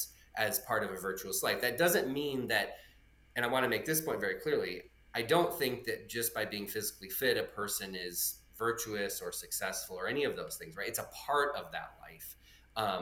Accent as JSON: {"language": "English", "region": "Michigan", "country": "United States", "tie": "born or raised there", "also_born_or_lived": "Southern Ohio", "moved": "as an adult", "lives_now": "Kentucky, United States", "said": "I grew up in Michigan."}